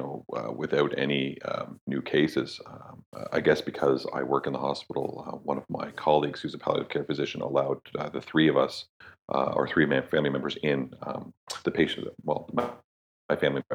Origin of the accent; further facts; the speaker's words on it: Toronto, Ontario, Canada; moved away as an adult; also born or lived in Ireland; now in Newfoundland, Canada; I was born and raised in Toronto. And then right after high school, like literally 2 weeks after graduating high school, my father shipped me off to Europe for my education